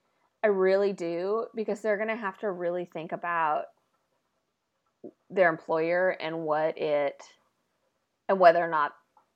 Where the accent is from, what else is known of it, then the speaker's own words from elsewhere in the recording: Oregon, United States; I grew up in Oregon.